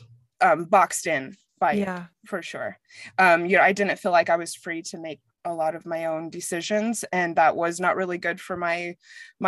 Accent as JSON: {"language": "English", "town": "Mesa", "region": "Arizona", "country": "United States", "tie": "born or raised there", "also_born_or_lived": "New York / Frankfurt, Germany / London / Australia", "moved": "as an adult", "lives_now": "Denver, United States", "said": "I'm from Arizona. I was raised in Mesa"}